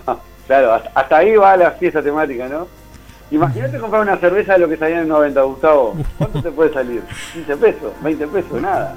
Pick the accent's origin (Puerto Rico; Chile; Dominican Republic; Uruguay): Uruguay; soy de Uruguay